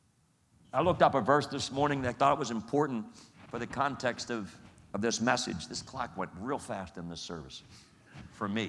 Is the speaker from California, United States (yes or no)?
no; Coatesville, Pennsylvania, United States; I grew up as a 9-year-old right there in Coatesville, right there watching all that stuff going on in downtown Coatesville